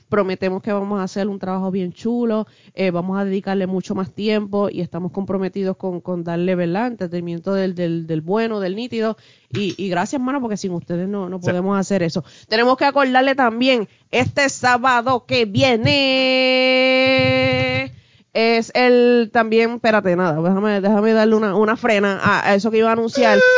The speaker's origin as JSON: {"language": "Spanish", "town": "Guayama", "country": "Puerto Rico"}